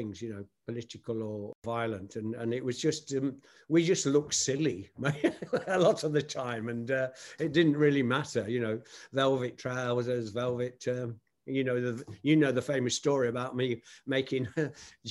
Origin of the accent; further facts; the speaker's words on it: Nottingham, East Midlands, United Kingdom; my hometown of Nottingham, England